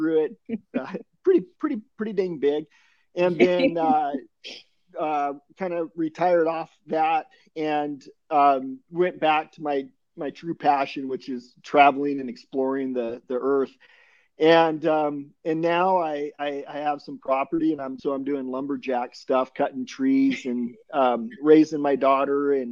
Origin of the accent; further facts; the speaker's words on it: Salem, Oregon, United States; also born or lived in U.S. Virgin Islands / Florida; now in Oahu, United States; I was born in Salem, Oregon, and took off down to the U.S. Virgin Islands at a pretty young age.